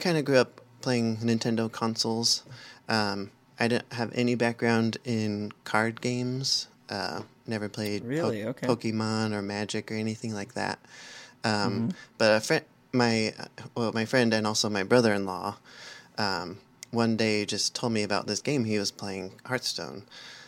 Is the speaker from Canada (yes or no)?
no; Southern California, United States; now in Portland, Oregon, United States; I grew up in Southern California, so I've never had snow at my house before